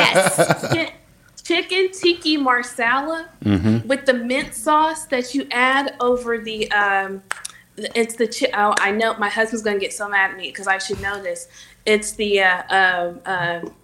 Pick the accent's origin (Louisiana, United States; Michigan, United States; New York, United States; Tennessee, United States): Tennessee, United States; Oak Ridge; moved away as an adult; also born or lived in Nashville / Knoxville; now in Hickory, United States; I'm originally from a place outside of Knoxville called Tennessee, called Oak Ridge